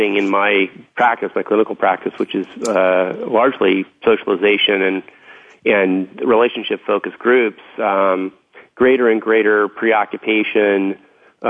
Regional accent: Los Angeles, California, United States; I grew up in West Los Angeles in the Santa Monica Mountains

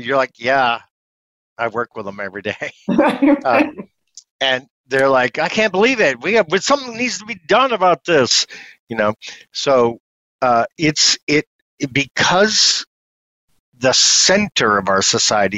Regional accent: upstate New York, United States; I grew up in upstate New York. And you can hear it in my voice

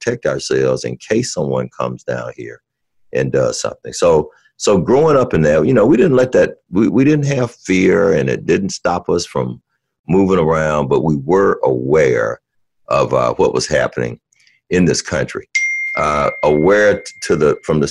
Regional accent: Birmingham, Alabama, United States; I grew up in Birmingham, Alabama, or right outside of Birmingham, Alabama

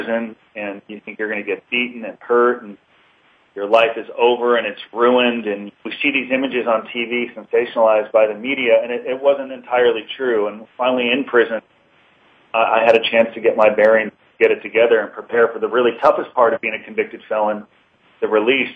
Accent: Los Angeles, California, United States; I grew up in Encino, California, and had good parents

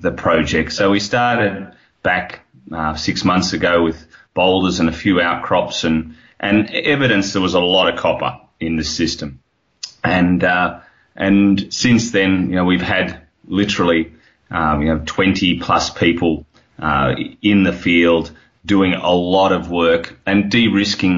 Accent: Australia; accent: Australian; You can hear my accent. It's Australian

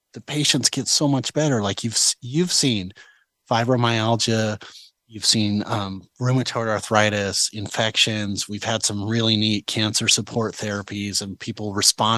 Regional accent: Idaho, United States; we're from Idaho

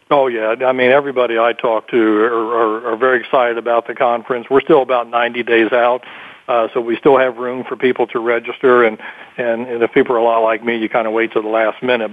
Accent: Columbus, Ohio, United States; in Ohio, especially my home state

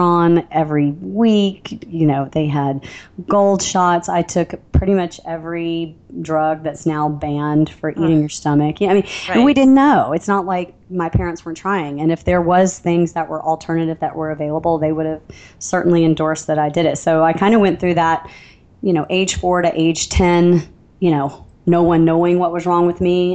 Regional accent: Alabama, United States; I don't know if you can hear the little twinge in the back of my accent, but I'm from Alabama

